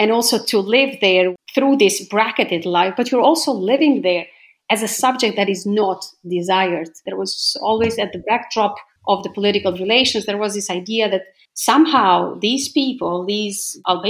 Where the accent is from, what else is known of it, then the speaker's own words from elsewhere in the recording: Gjilan, Gjilan District, Kosovo; I grew up in Gjilan, in Gnjilane